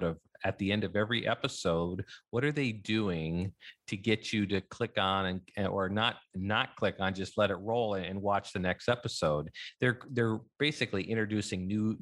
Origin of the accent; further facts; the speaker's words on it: United States; So there are five kids growing up in our family. We grew up in North and South Dakota.